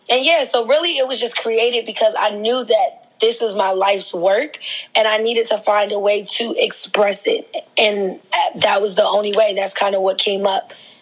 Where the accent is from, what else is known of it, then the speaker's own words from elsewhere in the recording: Queens, New York, United States; also born or lived in New Jersey; now in Baltimore, United States; I'm originally from Queens, New York. So I spent like half of my life in New York, half of my life in New Jersey. I came to Baltimore because I went to Morgan State University